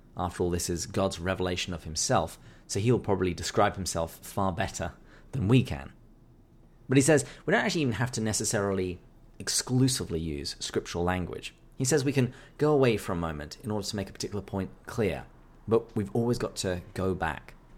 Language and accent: English; England, United Kingdom; I'm, I'm English.